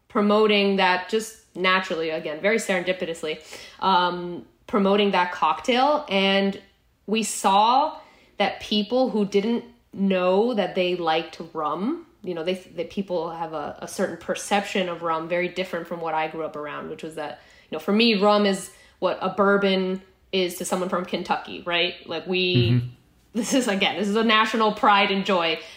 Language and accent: English; Guatemala; moved away as an adult; also born or lived in El Salvador / Boston; I grew up in Guatemala. Most of my childhood, I moved down to Central America when I was about 9 years old, lived in El Salvador for a few years, and then we moved to Guatemala where I did all of my high school education